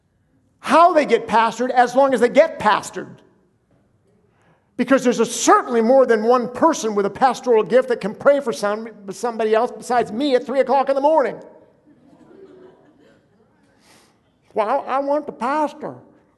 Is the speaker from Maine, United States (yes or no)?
yes; Houlton, Maine, United States; now in Newton, United States; I'm from northern Maine, out by the Canadian border, in a place called Holton